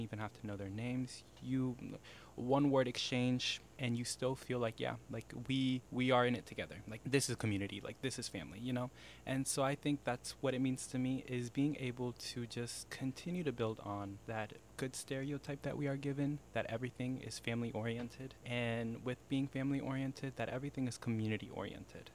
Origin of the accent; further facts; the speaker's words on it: Iowa, United States; growing up in Iowa, there are times where as a Latino, you feel very separated